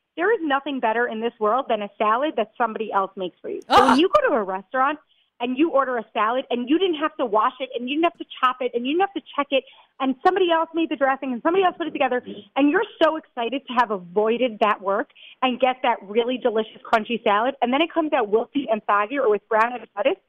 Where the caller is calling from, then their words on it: Israel; I'm calling from Israel, so it gets shaky sometimes.